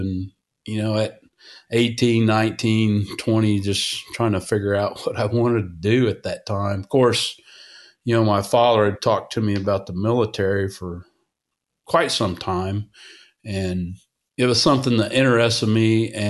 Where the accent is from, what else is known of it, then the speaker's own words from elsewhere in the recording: Illinois, United States; also born or lived in California; And I was born in California. He was stationed out there and then moved around a bit and then wound up in Central Illinois there for probably about 10 years.